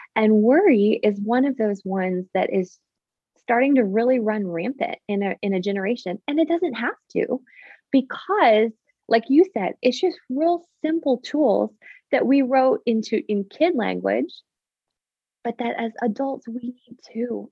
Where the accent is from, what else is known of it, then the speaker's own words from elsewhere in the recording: Canada; now in Nashville, United States; I am actually Canadian originally